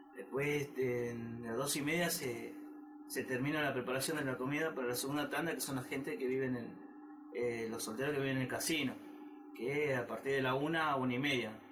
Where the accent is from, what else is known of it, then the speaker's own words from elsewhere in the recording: Salta, Argentina; yo soy de Salta Capital